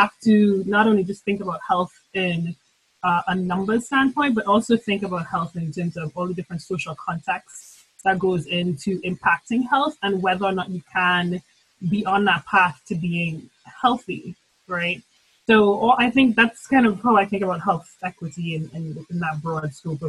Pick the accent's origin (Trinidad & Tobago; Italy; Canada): Trinidad & Tobago; now in St. Louis, United States; So and I'm originally from Trinidad and Tobago, hence the glorious accent that will come out of my mouth too often. And I live and I reside in St. Louis.